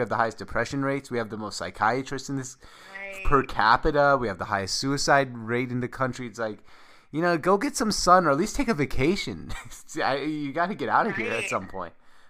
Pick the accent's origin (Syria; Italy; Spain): Syria; born there; We're a Syrian family. My parents were born in Syria. I was born in Syria.